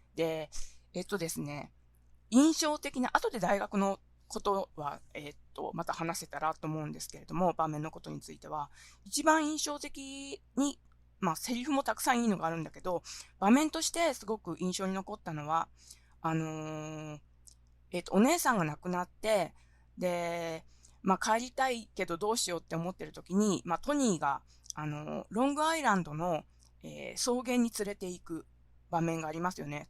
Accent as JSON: {"language": "Japanese", "town": "Kitakyushu", "region": "Fukuoka", "country": "Japan", "tie": "born or raised there", "also_born_or_lived": "Sendai", "moved": "as an adult", "lives_now": "Kyoto, Japan", "said": "私はですね、福岡県は北九州市で生まれ育って、えー、っと、19歳の時に、あのー、ですね、京都にやってきました。"}